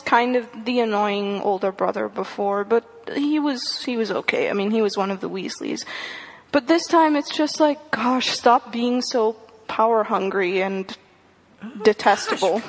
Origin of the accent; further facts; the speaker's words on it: India; moved away; I grew up in India. I read the entire series when I was in India